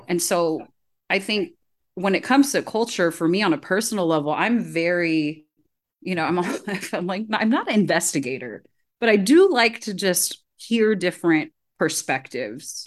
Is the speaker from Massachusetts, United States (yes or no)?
no; California, United States; I grew up Filipino in California